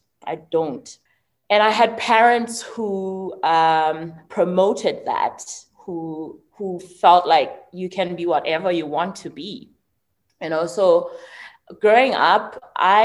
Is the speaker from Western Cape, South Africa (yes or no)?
no; Mthatha, Eastern Cape, South Africa; I was born in Mthatha.